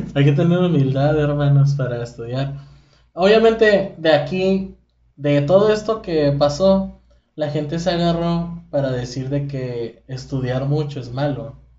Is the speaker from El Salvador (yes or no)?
no; Mexico; siendo mexicano